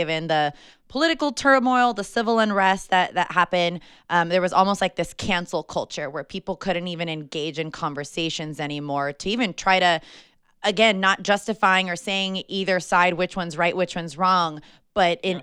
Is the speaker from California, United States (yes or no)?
yes; Napa, California, United States; I'm born and raised in Napa